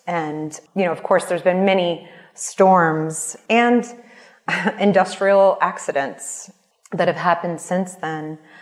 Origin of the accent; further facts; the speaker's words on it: New Orleans, Louisiana, United States; I was born in Bolbuncha which is at the end of the Mississippi River. And most people know this place as New Orleans